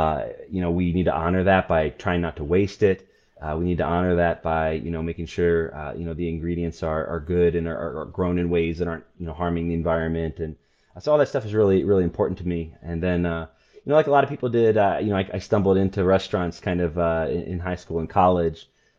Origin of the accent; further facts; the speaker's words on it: Port-au-Prince, Ouest, Haiti; I was a missionary kid. So I was born in Haiti, grew up in Port-au-Prince.